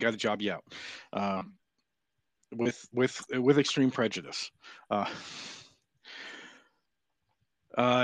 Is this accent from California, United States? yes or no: yes; Southern California, United States; now in Deep South, United States; I grew up in Southern California, so I've had Spanish since I was three